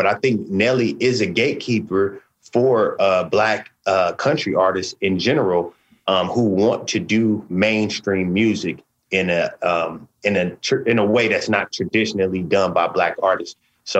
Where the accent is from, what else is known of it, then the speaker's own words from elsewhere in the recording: West Coast, United States; like you said, I'm from the West Coast.